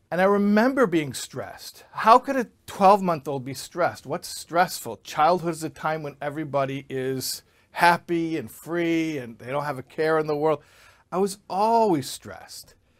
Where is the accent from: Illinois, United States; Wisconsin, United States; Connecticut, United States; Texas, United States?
Illinois, United States; Chicago; I grew up in Chicago